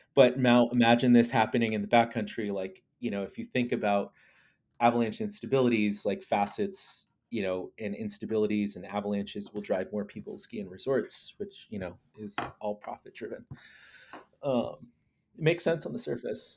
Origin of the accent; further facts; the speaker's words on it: Lawrence, Kansas, United States; I grew up in Lawrence, Kansas, uh, and, which is, like, eastern Kansas